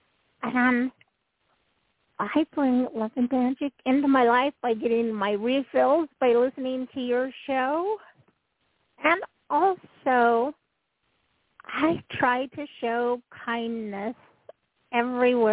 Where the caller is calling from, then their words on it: Utah, United States; I'm calling from Utah.